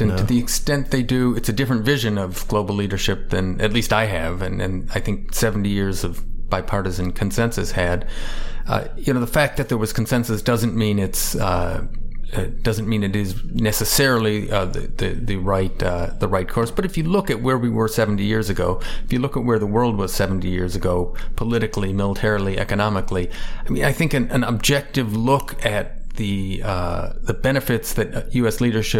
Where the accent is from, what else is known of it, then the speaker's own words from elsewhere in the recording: Chicago, Illinois, United States; I tell people I'm from Chicago. I'm a Cubs fan.